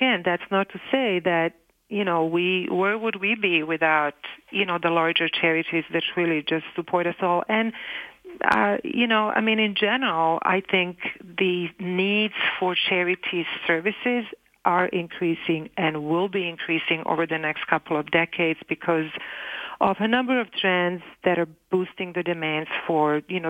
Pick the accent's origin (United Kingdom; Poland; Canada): Canada; I can have the services as a Canadian, and actually every Canadian can have access to the same services for free.